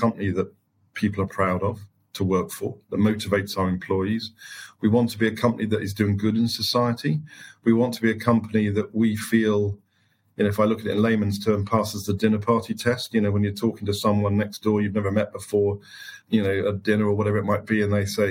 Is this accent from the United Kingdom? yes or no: yes; the Fens, East Anglia, East of England, United Kingdom; I was born in the Fens in East Anglia. I lived very close to a large sugar beet factory as I grew up.